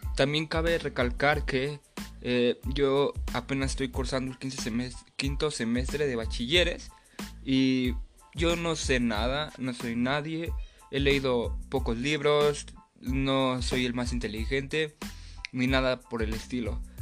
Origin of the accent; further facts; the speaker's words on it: Mexico City, Mexico; soy de Tláhuac, Ciudad de México